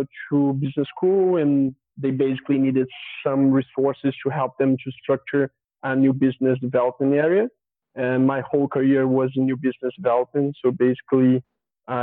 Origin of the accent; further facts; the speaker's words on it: Valença, Rio de Janeiro, Brazil; English is a second language; now in São Paulo, Brazil; I'm originally from a small town in Rio de Janeiro countryside called Valença